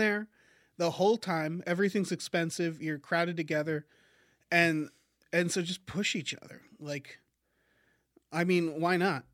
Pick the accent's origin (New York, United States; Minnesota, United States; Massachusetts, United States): Massachusetts, United States; I'm from Massachusetts